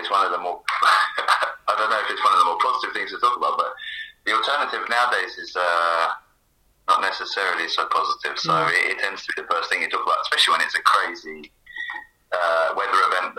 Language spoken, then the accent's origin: English; Burgess Hill, South East England, United Kingdom; moved away as an adult; also born or lived in Bærum, Norway / Buenos Aires, Argentina; now in Oslo, Norway; I grew up in a town called Burgess Hill.